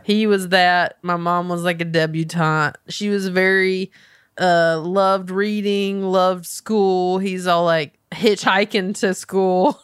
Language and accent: English; Belmont, North Carolina, United States; moved away as an adult; now in Los Angeles, United States; growing up in Belmont